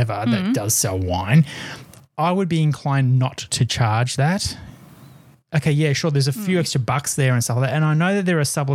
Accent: Australia; as an Aussie

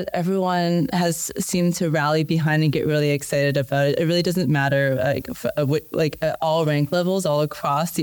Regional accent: Canada; I'm Canadian

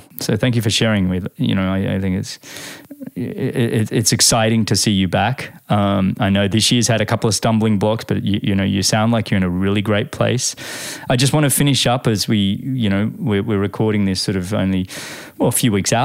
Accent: Australia; As an Australian

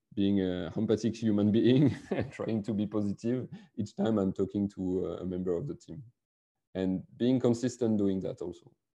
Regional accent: France; accent: French; English is a second language; also born or lived in Biarritz, France; I'm a French guy with my French accent.

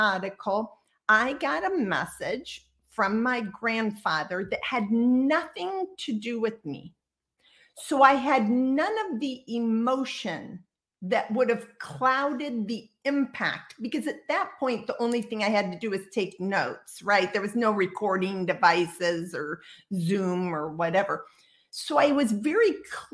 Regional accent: Midwest, United States; I grew up in the Midwest in a relatively conservative space

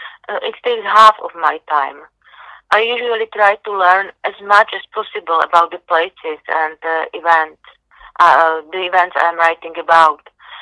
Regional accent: Czechia; born or raised there

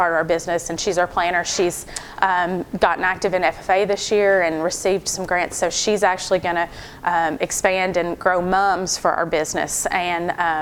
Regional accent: Marion County, Kentucky, United States; also born or lived in LaRue County; I grew up in Marion County, and so a little bit away from here.

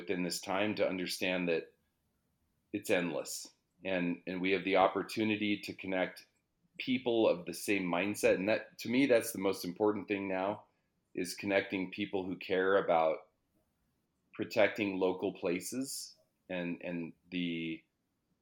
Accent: Colorado, United States; also born or lived in Denver, Colorado; I grew up in the mountains in Colorado. So my parents released my brother and I. We moved from Denver

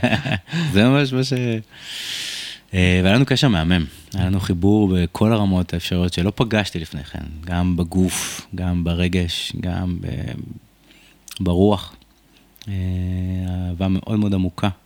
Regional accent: Rishon LeZion, Central District, Israel; וגדלתי בסביבה מאוד קשוחה, בשכונת אה, רמת אליהו בראשון לציון

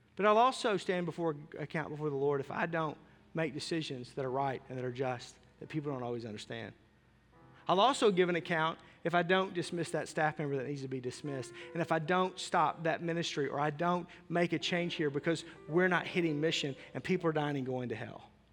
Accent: Arkansas, United States; I grew up in Arkansas.

